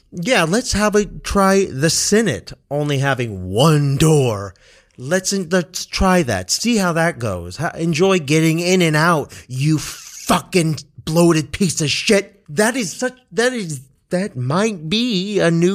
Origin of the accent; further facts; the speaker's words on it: Kansas, United States; when I was growing up in Kansas, Kansas nonetheless, growing up elementary school